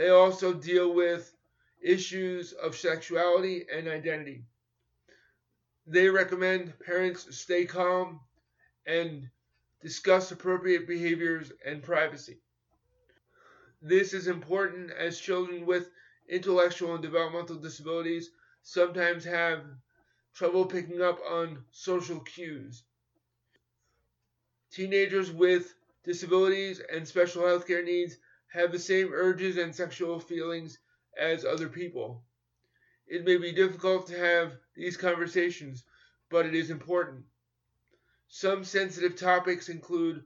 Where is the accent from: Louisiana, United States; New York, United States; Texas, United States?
New York, United States; born or raised there